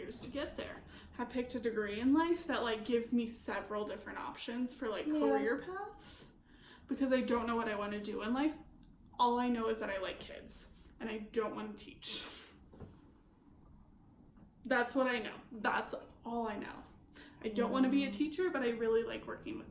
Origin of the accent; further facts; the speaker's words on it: United States; especially as an American